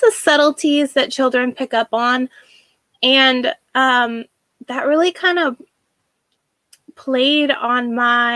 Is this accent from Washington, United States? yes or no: yes; Washington, United States; I was born and raised in Washington State